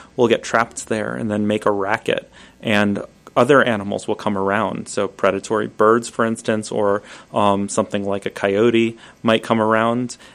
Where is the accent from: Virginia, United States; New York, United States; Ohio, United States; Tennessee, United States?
New York, United States; New York City; I grew up in New York City